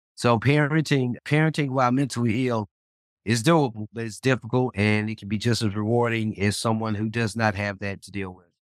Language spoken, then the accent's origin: English; Memphis, Tennessee, United States; now in Dallas, United States; my hometown of Memphis and, and, and, and adopted home of Dallas